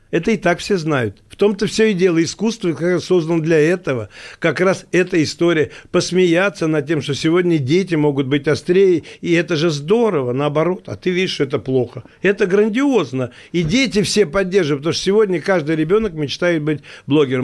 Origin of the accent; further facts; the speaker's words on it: Moscow, Russia; Я говорю, из России. Он говорит, а город? Я говорю, Москва.